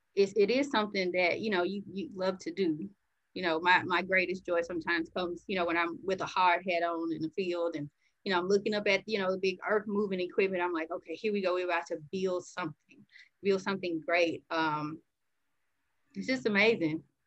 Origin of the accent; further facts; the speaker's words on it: Birmingham, Alabama, United States; I grew up here in Birmingham, Alabama.